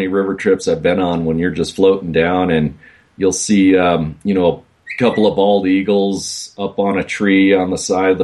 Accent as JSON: {"language": "English", "town": "Racine", "region": "Wisconsin", "country": "United States", "tie": "born or raised there", "said": "I grew up in Racine, Wisconsin"}